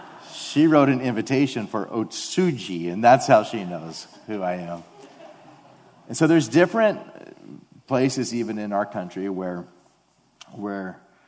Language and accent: English; Detroit, Michigan, United States; And it's just like, I grew up in Detroit. Like, what are you talking about? I've never been to Japan, you know?